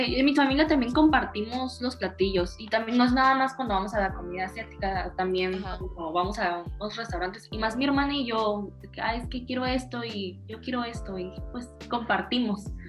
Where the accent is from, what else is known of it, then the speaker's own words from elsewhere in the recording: Tijuana, Baja California, Mexico; moved away as an adult; now in Ensenada, Mexico; Yo soy de Tijuana